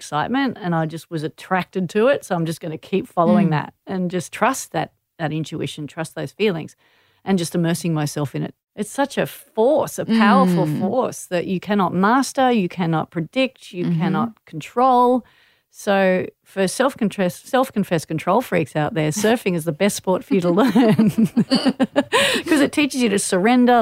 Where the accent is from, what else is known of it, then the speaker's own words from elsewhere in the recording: Manly, New South Wales, Australia; growing up in Manly, I had the distinct advantage of being surrounded by world champion surfers.